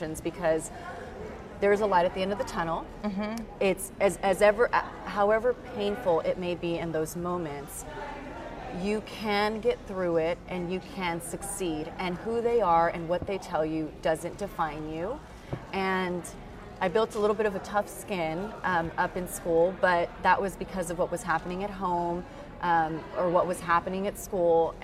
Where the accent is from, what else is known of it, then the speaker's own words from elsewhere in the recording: San Antonio, Texas, United States; moved away as an adult; also born or lived in Houston / Jackson, Mississippi / Boston; I grew up in South San Antonio, in a predominantly Hispanic population.